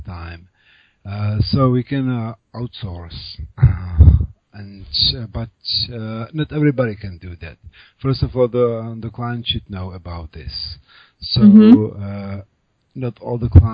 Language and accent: English; Prague, Czechia; first language Czech; English is a second language; I'm native Czech. I was born in Prague, so I have lived here all my life